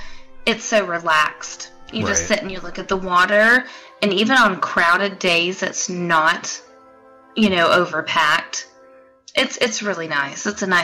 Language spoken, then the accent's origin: English; the South, United States; accent: southern